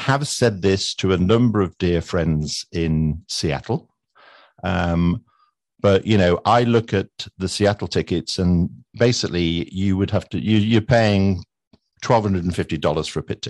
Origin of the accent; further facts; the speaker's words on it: United Kingdom; I know I'm British and therefore I'll go into caricature.